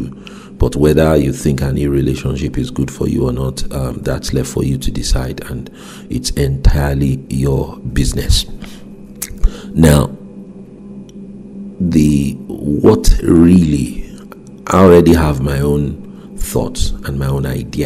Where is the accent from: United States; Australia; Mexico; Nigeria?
Nigeria; moved away; my home country, Nigeria